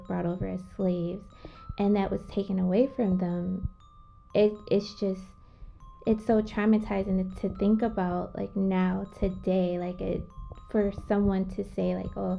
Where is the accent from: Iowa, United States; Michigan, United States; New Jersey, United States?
Michigan, United States; now in New York, United States; I live in New York, but I've always been intrigued by the culture because I'm from the Midwest. I'm from Michigan